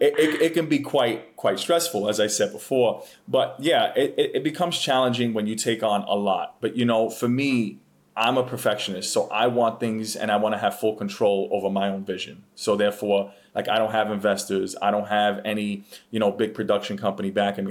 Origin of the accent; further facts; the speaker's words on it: New York City, New York, United States; moved away as an adult; I am from the Bronx, born and raised